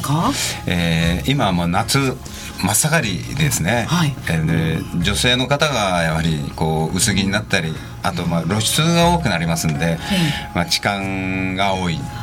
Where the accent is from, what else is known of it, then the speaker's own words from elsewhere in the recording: Yamato, Saga, Japan; moved away as an adult; 19歳まで高校を卒業するまでは、えー、佐賀で育ちました